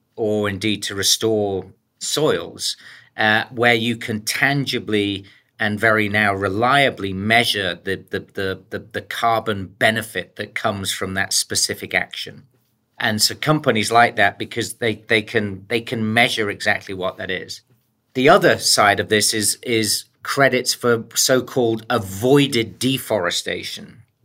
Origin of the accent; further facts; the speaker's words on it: the coalfields in the north of England, United Kingdom; moved away; also born or lived in United States; born in the U K. I was actually born in the, uh, the coalfields, in the decline of the coalfields up in, um, the north of England